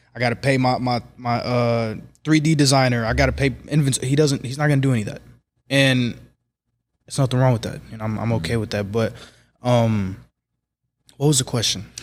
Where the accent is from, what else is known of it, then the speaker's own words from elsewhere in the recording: Kansas City, Missouri, United States; Kansas City, born and raised in Kansas City, Missouri, twenty-three years old